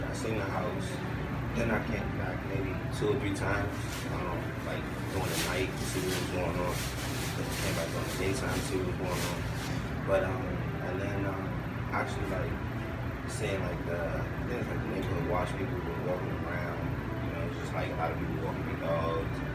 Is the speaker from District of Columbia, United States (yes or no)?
yes; Washington, District of Columbia, United States; also born or lived in Gettysburg; now in Frederick, United States; I'm originally from Washington, D.C. Um, mm-hmm. I just moved from Gaithersburg to Frederick now.